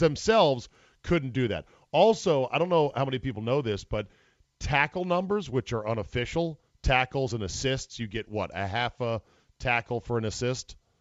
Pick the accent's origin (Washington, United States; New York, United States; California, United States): New York, United States; Utica; I'm from Utica